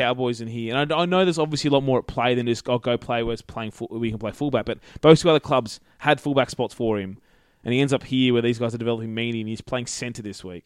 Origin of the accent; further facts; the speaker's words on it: Queensland, Australia; as a Queenslander